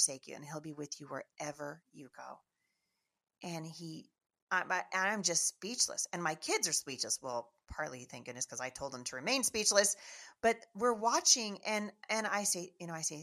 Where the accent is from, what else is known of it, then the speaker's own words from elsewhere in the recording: Washington, United States; we are from Washington State, never been in the South